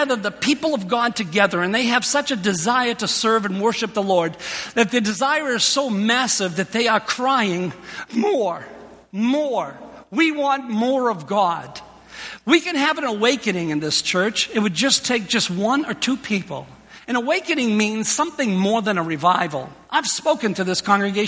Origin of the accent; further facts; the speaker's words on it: Boston, Massachusetts, United States; moved away; also born or lived in New York; I was born in Boston in St. Elizabeth's Hospital